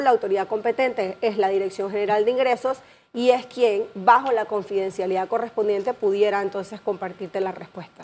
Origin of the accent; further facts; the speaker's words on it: Panama; todos como panameños